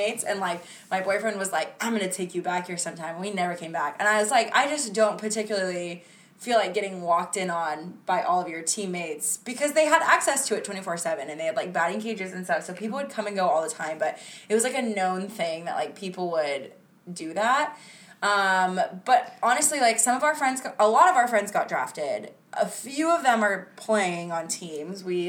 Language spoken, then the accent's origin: English; Florida, United States; moved away; I'm from Florida originally